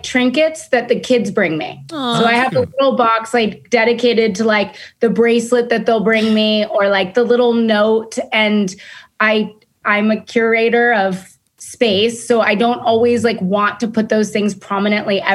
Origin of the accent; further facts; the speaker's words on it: Los Angeles, California, United States; I'm from Venice Beach.